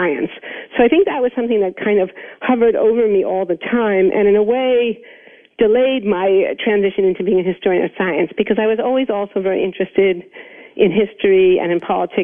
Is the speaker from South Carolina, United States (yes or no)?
no; New York City, New York, United States; I was born in New York City. I grew up in the 1960s in New York